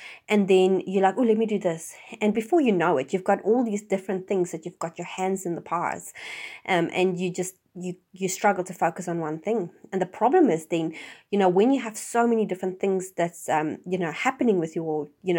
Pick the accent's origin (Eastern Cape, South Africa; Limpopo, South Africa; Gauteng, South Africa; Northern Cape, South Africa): Gauteng, South Africa; Johannesburg; now in New Zealand; I mean, I came from Johannesburg, which the radius as big as Auckland, and which is one, you know, the major city in New Zealand, has like 6 million people.